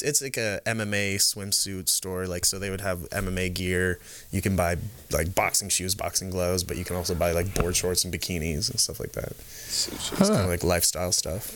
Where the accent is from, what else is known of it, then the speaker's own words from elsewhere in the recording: the Bay Area, California, United States; moved away as an adult; also born or lived in Canada; I grew up in the Bay. Um, in California here